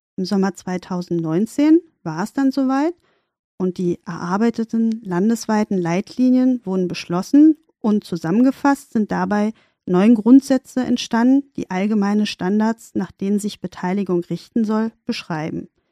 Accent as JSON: {"language": "German", "region": "Berlin", "country": "Germany", "tie": "born or raised there", "said": "In Charlottenburg sind wir dann auch geblieben und das war dann auch meine Basis, wo ich aufgewachsen bin"}